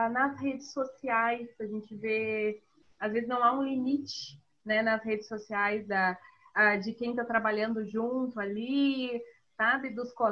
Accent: Rio Grande do Sul, Brazil; also born or lived in Northeast Brazil; quando eu fui morar no Nordeste, foi bem assim. Quando eu fui morar no Nordeste, lá a primeira, a primeira pergunta né, era como assim tu é gaúcha?

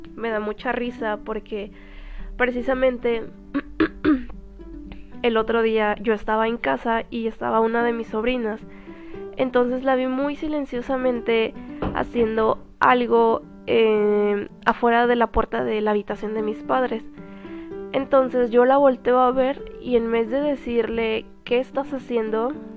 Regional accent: Mexico; also born or lived in Cuernavaca, Morelos; soy de México

